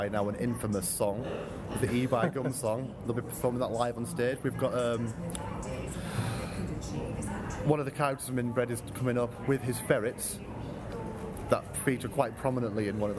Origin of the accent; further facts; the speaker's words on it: Yorkshire and the Humber, United Kingdom; I'm a Yorkshireman myself